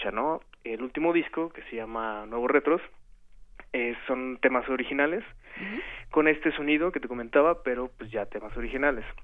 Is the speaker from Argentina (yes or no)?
no; Mexico; nosotros, pues bueno, de entrada somos mexicanos